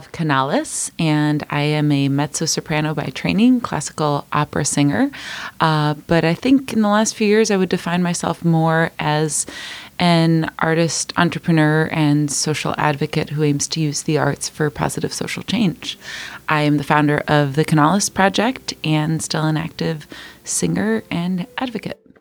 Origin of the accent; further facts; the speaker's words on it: Michigan, United States; born there; first language Spanish; English is a second language; also born or lived in Mexico; I was born in Michigan and spent most of my childhood going back and forth to Mexico, having dual citizenship and speaking Spanish and actually some Bulgarian as my first languages, and then learning English in school.